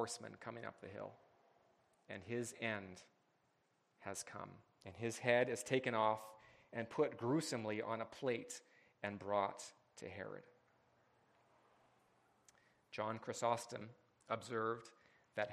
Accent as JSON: {"language": "English", "country": "Canada", "said": "as a Canadian"}